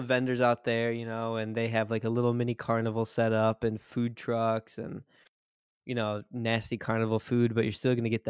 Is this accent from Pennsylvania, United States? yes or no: no; Tecumseh, Michigan, United States; Tecumseh, my hometown